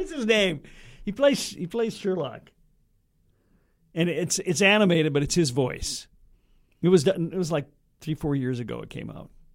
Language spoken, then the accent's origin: English; Red Lake Falls, Minnesota, United States; my hometown, Red Lake